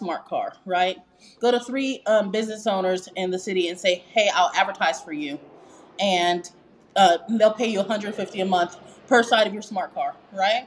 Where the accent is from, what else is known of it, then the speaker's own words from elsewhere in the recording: Las Vegas, Nevada, United States; I'm originally from Las Vegas